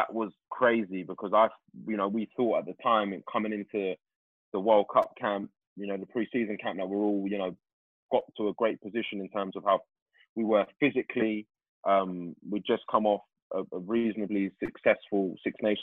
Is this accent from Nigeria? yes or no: no; London, United Kingdom; I'm from Tooting